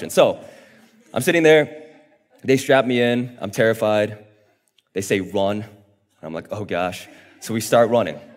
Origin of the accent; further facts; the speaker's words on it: South Korea; born there; I was born in South Korea, and a few years ago, we got the opportunity to travel back to South Korea